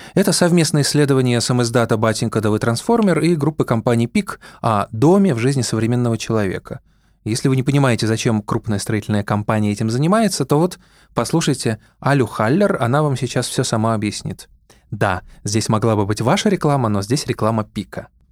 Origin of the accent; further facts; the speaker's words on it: Saint Petersburg, Russia; now in Moscow, Russia; Я родился в Ленинграде, живу в Москве